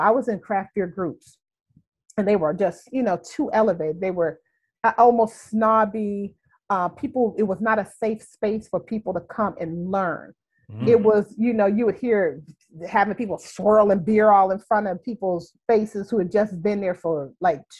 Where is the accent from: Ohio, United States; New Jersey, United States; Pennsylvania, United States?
Ohio, United States; Youngstown; also born or lived in Houston; now in Chicago, United States; So I'm from Youngstown, Ohio. I haven't lived there in like 35 years, but still, that's my home.